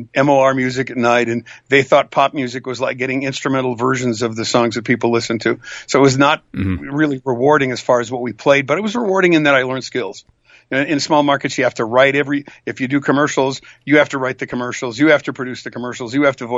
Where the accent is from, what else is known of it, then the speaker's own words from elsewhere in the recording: South Dakota, United States; I grew up in South Dakota